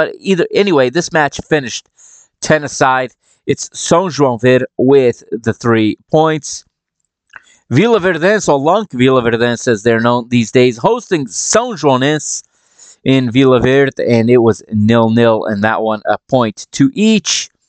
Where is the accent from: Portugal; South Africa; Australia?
Portugal; Caldas da Rainha, Leiria District; this is my hometown club